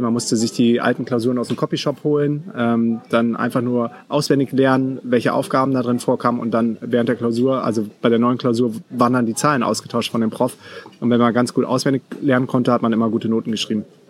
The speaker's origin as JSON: {"language": "German", "town": "Düsseldorf", "region": "North Rhine-Westphalia", "country": "Germany", "tie": "born or raised there", "also_born_or_lived": "Münster", "said": "bin dann wieder zurück nach Düsseldorf. Bin äh, quasi in meine Heimat gegangen"}